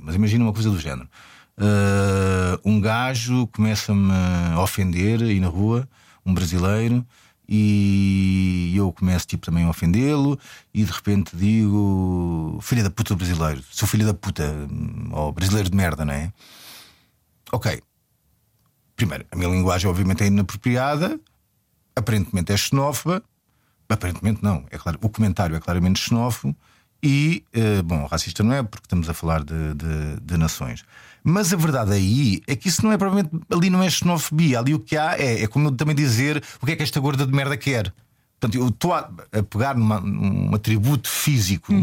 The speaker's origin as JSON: {"language": "Portuguese", "country": "Portugal"}